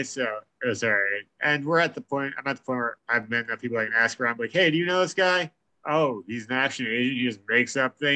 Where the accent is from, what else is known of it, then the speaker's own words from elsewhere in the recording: New York, United States; we're from New York